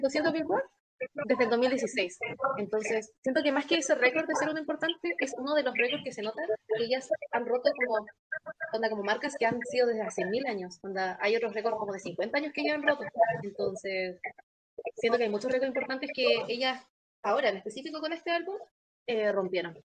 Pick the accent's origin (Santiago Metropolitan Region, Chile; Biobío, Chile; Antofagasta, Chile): Biobío, Chile; Concepción; tengo 20 años, estudio Derecho, soy de Concepción y soy la cabecilla del CC